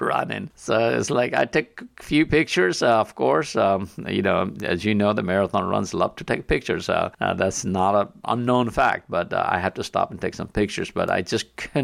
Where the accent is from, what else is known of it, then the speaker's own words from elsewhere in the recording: Nepal; moved away; I'm originally from Nepal